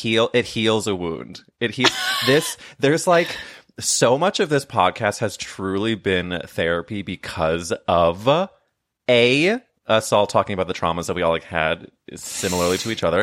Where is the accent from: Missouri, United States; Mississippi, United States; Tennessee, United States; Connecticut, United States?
Missouri, United States; St. Louis; I'm from, I'm from Saint Louis